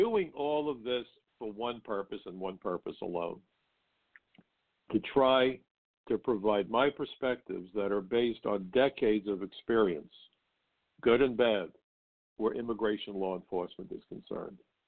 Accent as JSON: {"language": "English", "town": "New York City", "region": "New York", "country": "United States", "tie": "born or raised there", "said": "I grew up in Brooklyn, and Brooklyn's a tough place"}